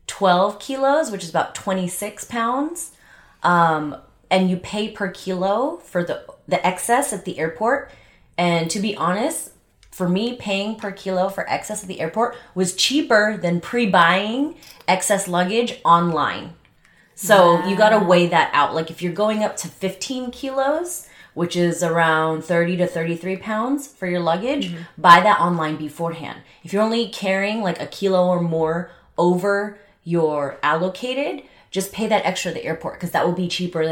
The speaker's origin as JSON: {"language": "English", "country": "Philippines", "said": "I mean, I'm Filipino. I have a lot of Filipino friends."}